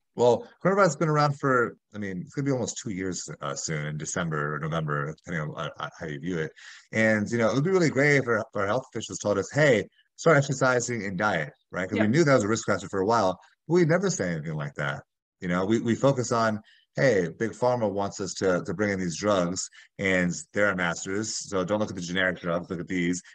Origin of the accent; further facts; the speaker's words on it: Miami, Florida, United States; moved away as an adult; also born or lived in Chicago; I'm from South Florida and Miami